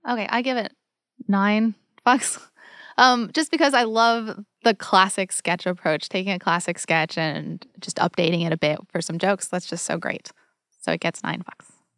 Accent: United States; as an American

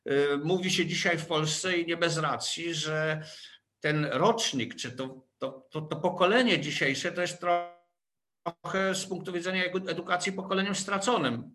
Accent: Łódź, Łódź Voivodeship, Poland; jako łodzianin

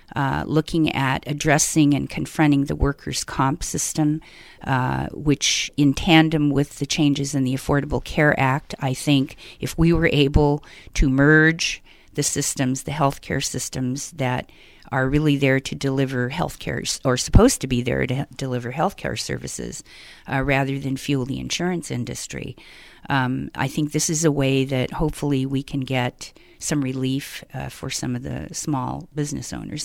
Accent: Denver, Colorado, United States; also born or lived in Southern California / Northern California; now in California, United States; born and raised in Denver, Colorado

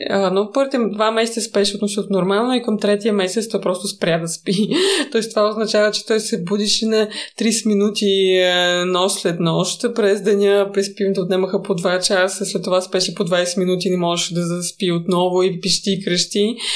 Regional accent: Moscow, Russia; Bulgarian is a second language; Да, аз съм рускини, да, аз съм израснала в Москва.

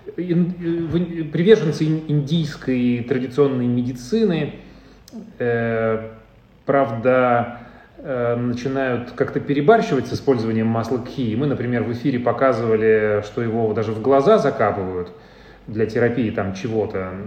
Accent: Urals, Russia; now in Moscow, Russia; я, я с Урала

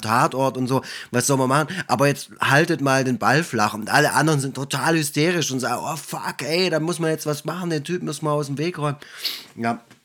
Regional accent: Swabia, Germany; als Schwabe

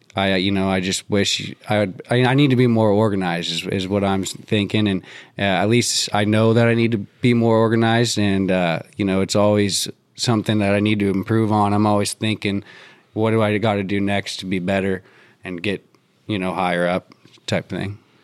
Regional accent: Durham, North Carolina, United States; I grew up in Durham

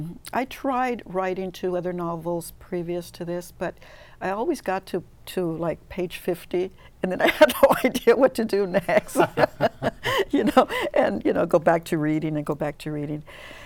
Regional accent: California, United States; I grew up summers picking in Easton, close to Fresno. My whole family did, as a matter of fact.

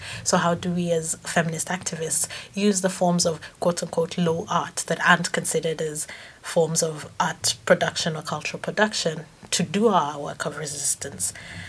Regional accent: Kenya; first language Kamba; English is a second language; when I think of the songs that I can sing, for example, in Kamba, which is my first language, they're like three or four, and that's messed up.

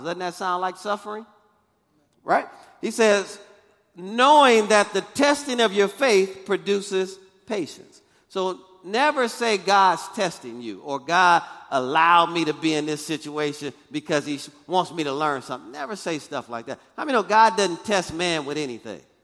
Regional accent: Michigan, United States; moved away; I'm from Michigan, so I'm used to snow and ice

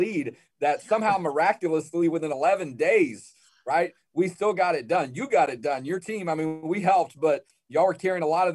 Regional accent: Houston, Texas, United States; I'm originally from Houston

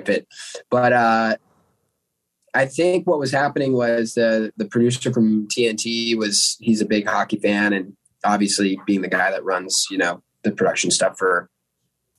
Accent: Albany, New York, United States; I'm from Albany. So I grew up, you know, like 2.5 hours north of the city

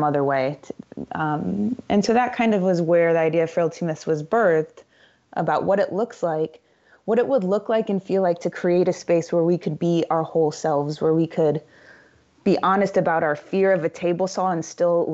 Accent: Indiana, United States; I grew up in Indiana and in a relatively big family

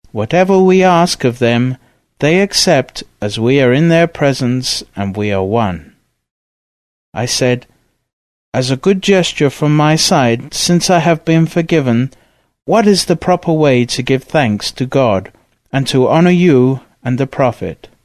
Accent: Dagestan, Russia; even though I was from Dagestan and I know all the languages of my area.

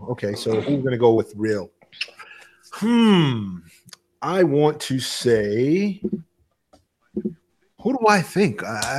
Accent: New York, United States; I'm from New York.

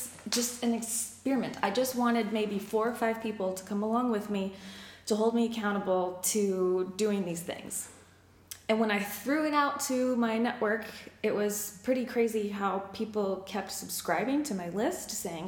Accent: Denver, Colorado, United States; moved away as an adult; I was born and raised in Denver, Colorado. Moved here about a year and a half ago with my husband.

